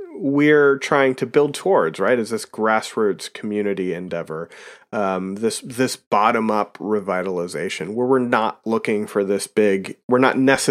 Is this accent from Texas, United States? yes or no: no; Pennsylvania, United States; accent: Pennsylvania; now in Vermont, United States; I myself am not a native Vermonter. I don't know mm-hmm. if you can tell that by my ridiculous Pennsylvania accent.